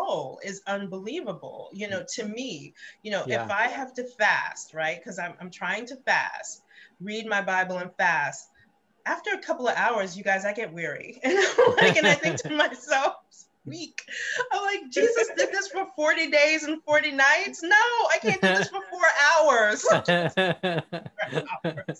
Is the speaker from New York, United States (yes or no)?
yes; New York City, New York, United States; first language English; when I grew up in Brooklyn, I went to an Episcopalian school